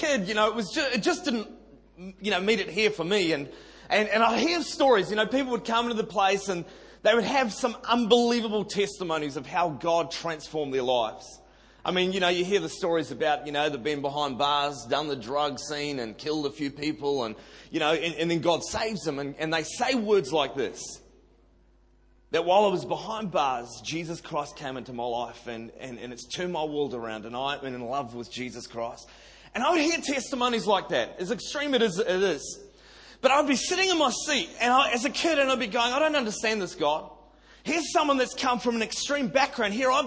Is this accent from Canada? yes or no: no; Auckland, New Zealand; now in Sydney, Australia; I'm a Kiwi boy, born and bred in Auckland City, and South Auckland.